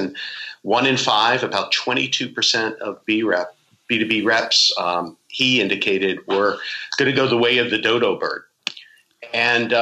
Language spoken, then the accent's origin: English; Islip, New York, United States; I grew up in Long Island, New York, way out on the island. Well, not too far out, in Islip.